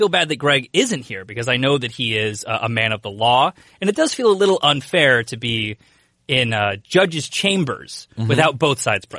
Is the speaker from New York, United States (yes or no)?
no; Atlanta, Georgia, United States; I am from the South. I'm from Atlanta, so obviously I was in that hotbed.